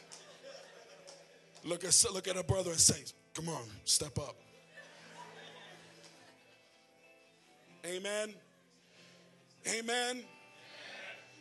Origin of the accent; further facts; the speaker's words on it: Philadelphia, Pennsylvania, United States; now in Texas, United States; I'm not even Texan. I'm from Pennsylvania. I'm a Philly boy